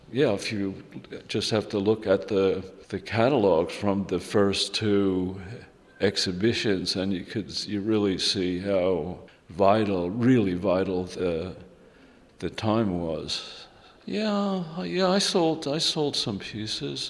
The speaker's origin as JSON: {"language": "English", "country": "United States", "tie": "born or raised there", "also_born_or_lived": "Germany", "moved": "as an adult", "said": "growing up in America where it's like a little more chaotic"}